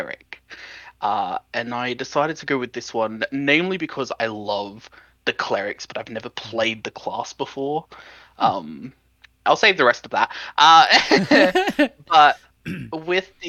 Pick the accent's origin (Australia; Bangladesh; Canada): Australia; Sydney, New South Wales; accent: Australian; I am 26. I'm from Sydney in Australia.